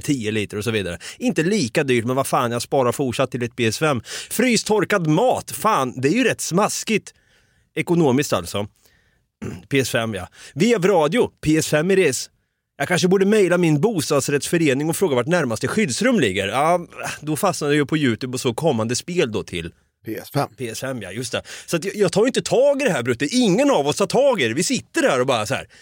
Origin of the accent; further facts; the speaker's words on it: Sweden; vi svenskar